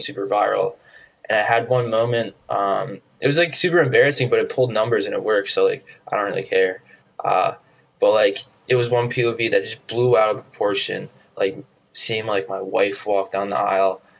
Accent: New Jersey, United States; moved away as an adult; I grew up in New Jersey

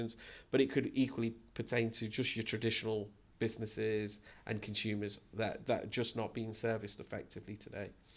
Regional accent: Leicester, East Midlands, United Kingdom; moved away as an adult; now in Gibraltar; I was born and brought up in Leicester.

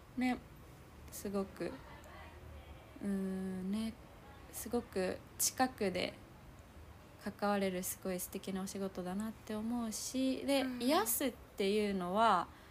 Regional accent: Naha, Okinawa, Japan; 私は那覇だから、まあ、海はそばにあるんだけど

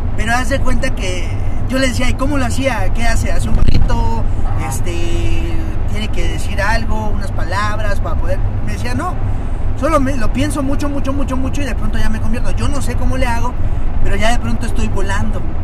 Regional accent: Cancún, Quintana Roo, Mexico; now in Mexico City, Mexico; De donde yo soy, de la ciudad de Cancún, eh, es, un lugar maya, eh, Quintana Roo

